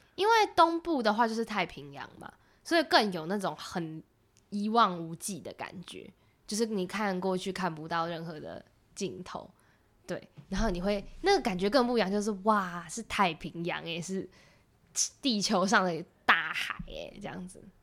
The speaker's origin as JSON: {"language": "Chinese", "region": "Taipei", "country": "Taiwan", "tie": "born or raised there", "said": "我是台北人，所以我也是城市长大的"}